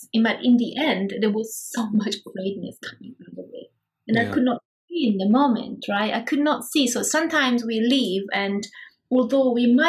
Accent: Prague, Czechia; I'm from Prague.

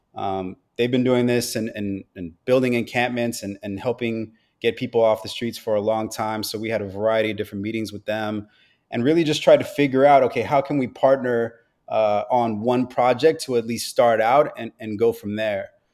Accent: Los Angeles, California, United States; I am born and raised in Los Angeles, California. Grew up out here

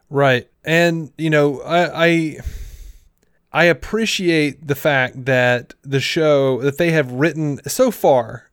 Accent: Montgomery, Alabama, United States; when I was growing up in Montgomery, I mostly knew black people. Like, I grew up in a black neighborhood.

